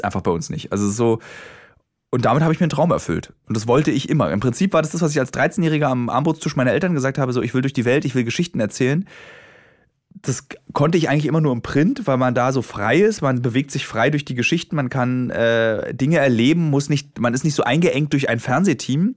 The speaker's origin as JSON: {"language": "German", "region": "Berlin", "country": "Germany", "said": "als Berliner"}